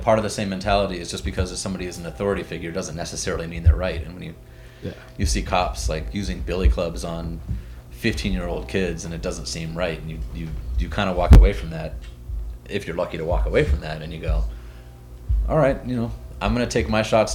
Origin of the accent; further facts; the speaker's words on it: Phoenix, Arizona, United States; moved away as an adult; now in Denver, United States; When I was growing up in Phoenix, there's not a whole lot of shows in Phoenix